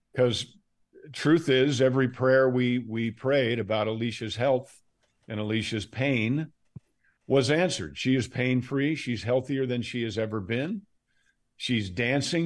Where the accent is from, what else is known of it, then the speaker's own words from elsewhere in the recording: Fulton County, Georgia, United States; also born or lived in Westchester County, New York; I was born in Westchester County, New York, and I went to high school in Fulton County, Georgia